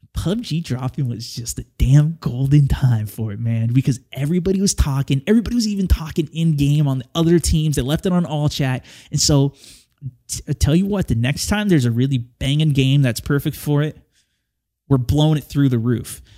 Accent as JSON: {"language": "English", "region": "California", "country": "United States", "moved": "as an adult", "lives_now": "Portland, United States", "said": "I'm originally from California"}